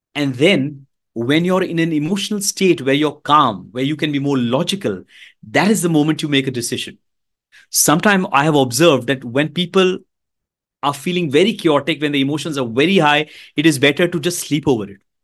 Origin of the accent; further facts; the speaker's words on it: Mumbai, Maharashtra, India; I'm from India, the beautiful country of India